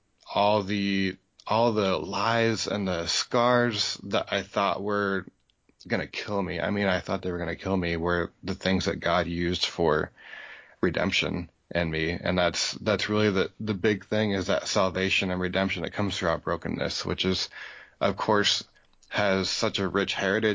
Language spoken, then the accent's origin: English; Iowa, United States; moved away as an adult; I was born and raised in Iowa, and my dad was a pastor out there. So I lived there all my childhood through high school